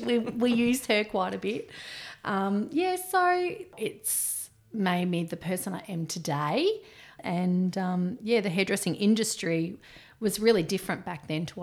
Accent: Bendigo, Victoria, Australia; moved away as an adult; now in Tumut, Australia; Grew up, spent a lot of my time, my childhood in Bendigo. Went to school in Bendigo, did my hairdressing apprenticeship in Bendigo.

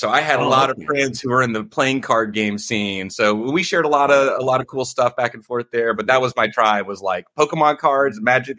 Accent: Memphis, Tennessee, United States; moved away; also born or lived in Washington, D.C. area; I'm from Memphis, Tennessee, originally. So I'm a Southern boy. I went to high school outside of D.C.

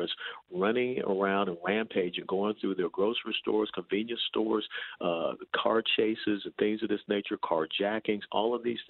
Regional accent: Georgia, United States; moved away as an adult; also born or lived in Tennessee; now in Texas, United States; I was born and raised in Georgia, went to the University of Tennessee.

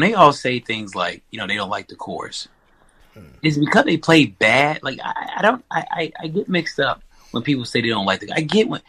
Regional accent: Charlotte, North Carolina, United States; my hometown, Charlotte.

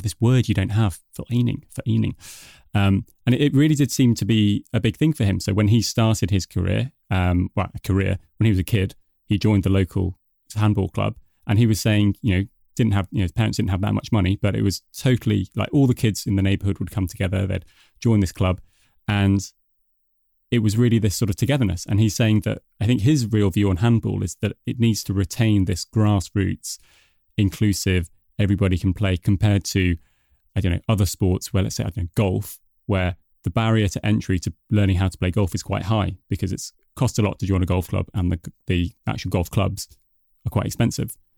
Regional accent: United Kingdom; moved away as an adult; now in Denmark; as you can probably tell from my accent, I'm originally from the U K

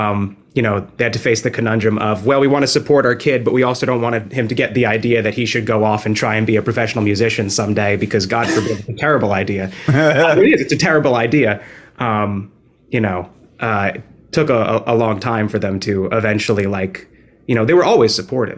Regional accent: New Jersey, United States; now in New York, United States; No, I'm originally from New Jersey, but I live

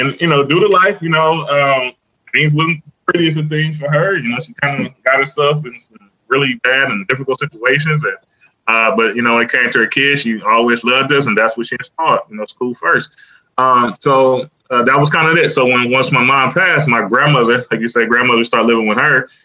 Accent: Cleveland, Ohio, United States; I'm from Cleveland

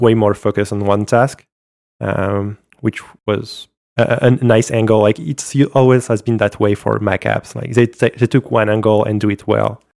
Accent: France; accent: French; English is a second language; my French accent

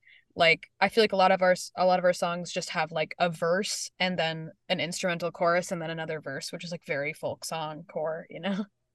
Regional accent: the South, United States; specifically just like from growing up in the South and like witnessing like bluegrass and like just Appalachian music

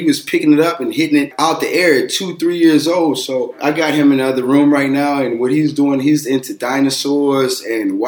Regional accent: Aliquippa, Pennsylvania, United States; The high school from my hometown

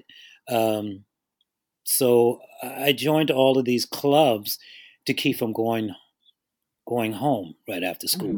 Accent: Washington, District of Columbia, United States; I grew up in Washington, D.C., in one of the two worst housing projects in the city, Kenilworth Courts

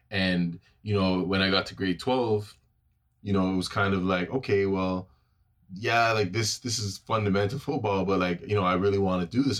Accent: Toronto, Ontario, Canada; also born or lived in Brampton; I'm born and raised in Toronto, Ontario, obviously. Um, majority of my life that lived in Jane and Finch

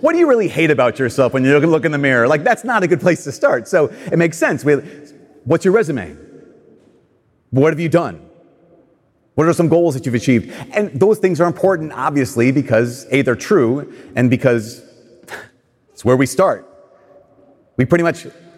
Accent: Brainerd, Minnesota, United States; I'm from Brainerd

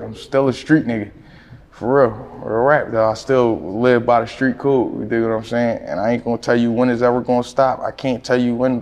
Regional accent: Philadelphia, Pennsylvania, United States; I'm from West Philly, down the bottom, closer to the zoo, closer to the Philadelphia Zoo

